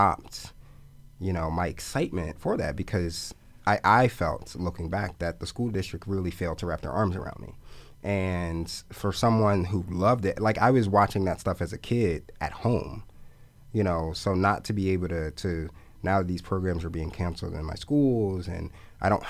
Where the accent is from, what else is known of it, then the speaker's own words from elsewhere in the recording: Philadelphia, Pennsylvania, United States; I grew up in West Philly, so I was at the Haverford Branch Library all the time near Haddington